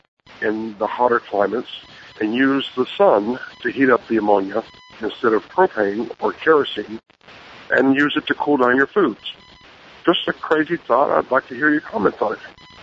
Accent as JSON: {"language": "English", "country": "Honduras", "tie": "born or raised there", "lives_now": "Connecticut, United States", "said": "Growing up in Honduras on the mission field, we had a kerosene-powered freezer and refrigerator"}